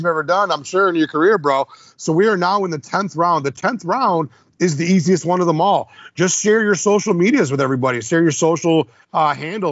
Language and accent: English; Midwest, United States; we're from the Midwest